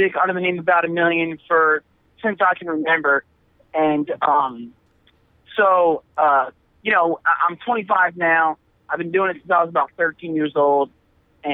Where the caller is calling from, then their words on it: Philadelphia, Pennsylvania, United States; I'm calling from the Philadelphia area of Pennsylvania.